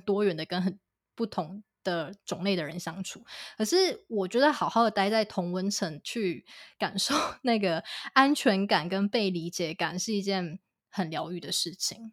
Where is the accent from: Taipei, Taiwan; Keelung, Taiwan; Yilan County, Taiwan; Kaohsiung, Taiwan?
Kaohsiung, Taiwan; also born or lived in London, United Kingdom; 我自己作为高雄人